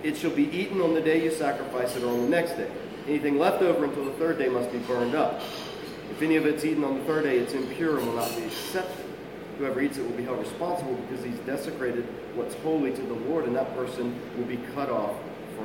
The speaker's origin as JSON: {"language": "English", "region": "South Georgia", "country": "United States", "tie": "born or raised there", "said": "I come from South Georgia"}